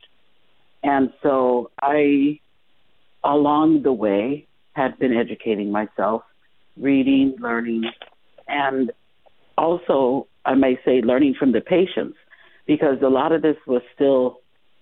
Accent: Chicago, Illinois, United States; moved away as an adult; now in Las Vegas, United States; I'm originally from Chicago, so I've been here in Las Vegas practicing for I've been here for 21 years now

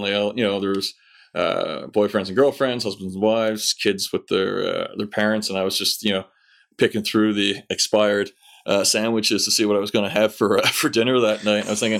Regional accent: Newfoundland and Labrador, Canada; moved away as an adult; also born or lived in Ottawa; now in London, United Kingdom; My now ex-wife. I moved away from Newfoundland when I was 22 with the young lady in question. We lived in Ottawa, Ontario for about 8 years.

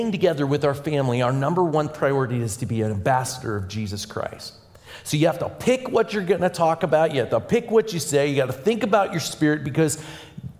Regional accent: Pittsburgh, Pennsylvania, United States; now in Indiana, United States; I'm originally from Pittsburgh, Pennsylvania.

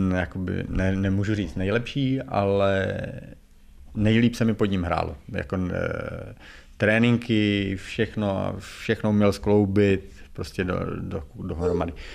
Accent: Czechia; moved away as an adult; also born or lived in Russia / Slovakia; já jsem asi Čech

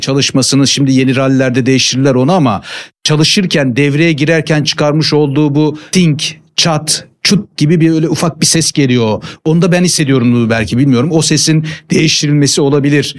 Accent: Giresun, Turkey; moved away as an adult; now in Istanbul, Turkey; Memleketim Giresun benim. E, lise sona kadar Giresun'daydım. Ondan sonra üniversite için İstanbul'a gelmiştim.

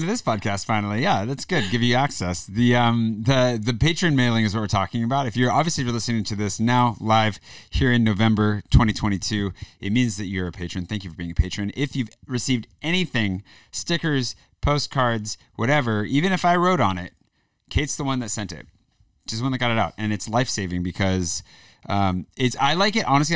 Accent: the Northwest, Pacific Northwest, United States; moved away as an adult; now in France; I'm from the northwest

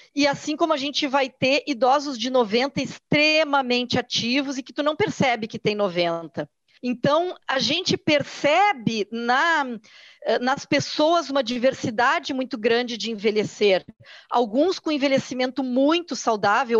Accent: Porto Alegre, Rio Grande do Sul, Brazil; eu sou aqui do Sul, sou de Porto Alegre, aqui a gente tem muito forte a cultura do churrasco

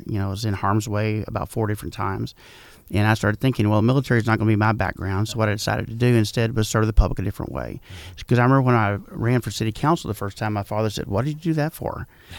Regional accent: San Antonio, Texas, United States; also born or lived in Burkburnett; I was born in Burke Burnett, Texas. My father was in the military. We did move around a lot, like many military brats did. I lived in Burke Burnett in San Antonio. Graduated from high school in San Antonio

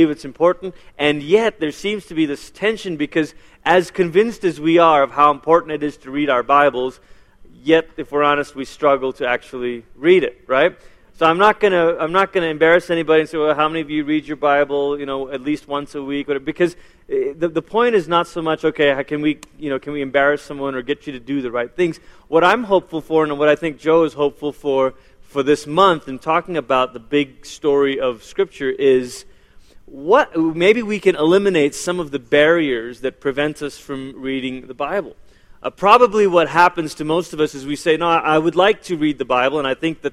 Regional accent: Malaysia; first language English; now in United States; I was born in Malaysia

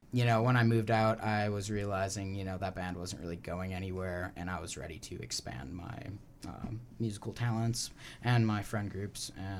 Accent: Wisconsin, United States; now in Oregon, United States; I'm from Wisconsin.

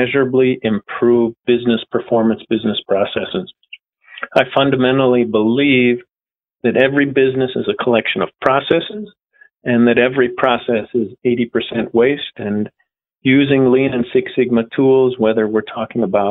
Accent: United States; moved away as an adult; also born or lived in Germany; now in France; I spent the first decade of my career in the U.S. as an American

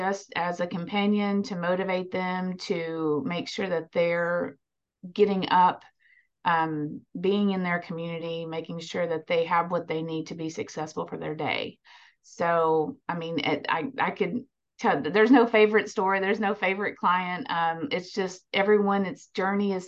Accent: near Nashville, Tennessee, United States; Born and raised near Nashville, and went to school at MTSU

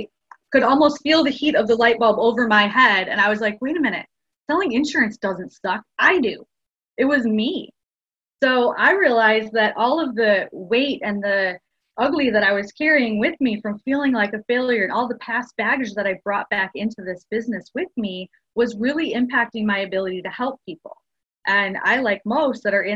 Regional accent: Chicago, Illinois, United States; moved away as an adult; now in Houston, United States; I'm from Chicago and came over here to Houston

